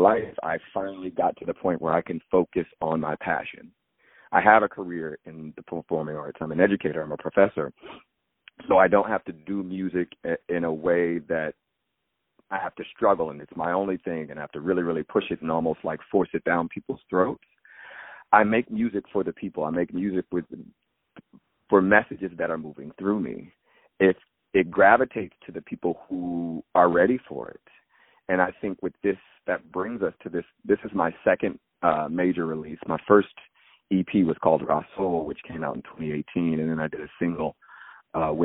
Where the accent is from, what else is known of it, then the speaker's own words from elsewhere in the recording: Springfield, Virginia, United States; I grew up in Northern Virginia, right outside of Washington, D.C., Springfield, Fairfax County